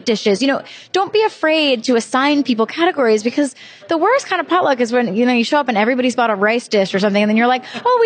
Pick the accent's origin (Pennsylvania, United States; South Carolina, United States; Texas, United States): South Carolina, United States; Charleston; moved away as an adult; now in New York City, United States; I am from Charleston